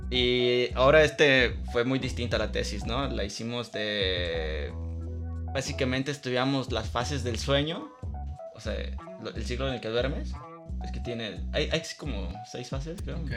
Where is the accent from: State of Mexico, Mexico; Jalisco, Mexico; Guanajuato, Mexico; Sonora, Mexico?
Jalisco, Mexico; Guadalajara; yo soy Tapatío, así, en Guadalajara.